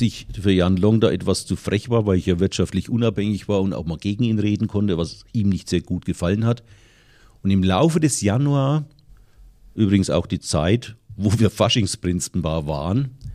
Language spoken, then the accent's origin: German; Lower Franconia, Bavaria, Germany; hier bei uns in Unterfranken